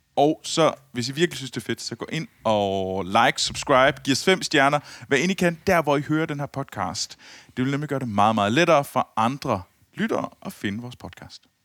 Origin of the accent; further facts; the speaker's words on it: Herning, Central Denmark Region, Denmark; jeg kommer jo fra Herning